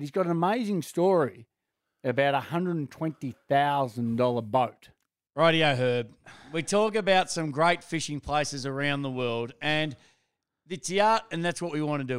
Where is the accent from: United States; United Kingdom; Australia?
Australia; just being an Aussie